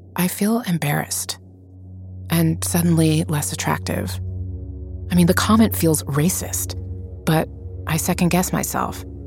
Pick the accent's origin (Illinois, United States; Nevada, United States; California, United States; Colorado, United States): Nevada, United States; Las Vegas; moved away as an adult; also born or lived in Cuba; growing up in Las Vegas when I'm 11, studying ballet